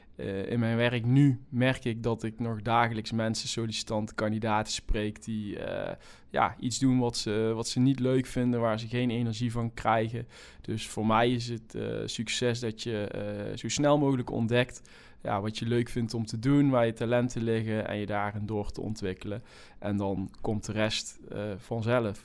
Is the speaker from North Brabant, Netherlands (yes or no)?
yes; North Brabant, Netherlands; accent: Brabant; in Brabant, waar ik vandaan kom, zoals iedereen wel kan, eh, kan horen